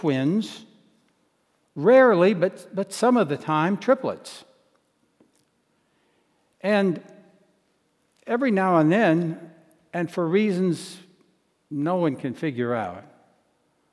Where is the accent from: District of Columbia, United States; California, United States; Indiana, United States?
District of Columbia, United States; Washington; moved away as an adult; also born or lived in northeastern Montana; having grown up in the nation's capital in an urban, suburban setting